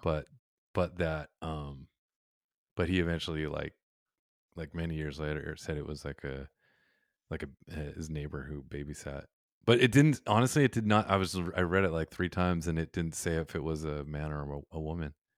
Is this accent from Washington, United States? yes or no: no; Westminster, California, United States; I grew up in Westminster